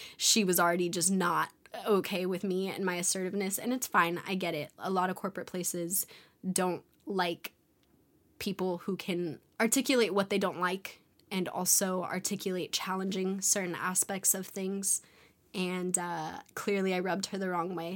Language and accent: English; California, United States; moved away; I'm a California baby, and growing up in California, people are fun